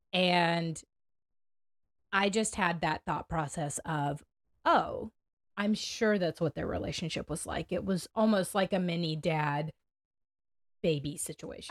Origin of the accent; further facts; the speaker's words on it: United States; as an American